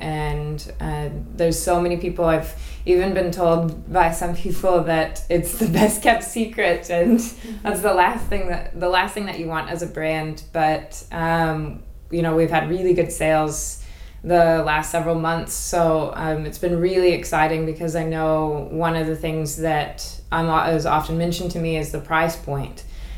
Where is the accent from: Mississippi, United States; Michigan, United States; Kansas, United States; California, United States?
Kansas, United States; moved away as an adult; also born or lived in Montana / New Zealand; now in South Africa; So I'm American, and I grew up on a sheep farm in Kansas